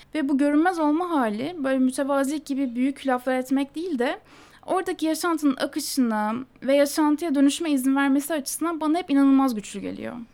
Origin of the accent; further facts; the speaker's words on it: Istanbul, Turkey; Ben Anadolu yakasında doğup büyüdüm